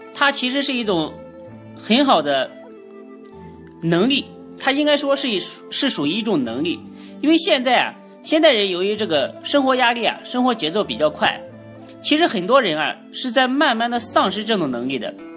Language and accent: Chinese; China; 所以我们中国人啊，常说要顺毛驴